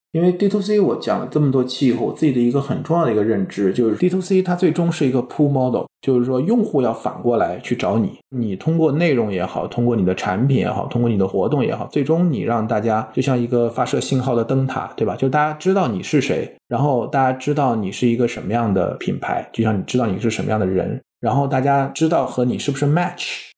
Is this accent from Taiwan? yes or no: no; China; 我们中国人